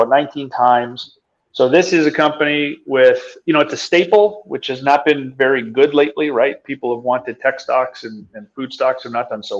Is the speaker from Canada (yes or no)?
yes; Canada; I'm Canadian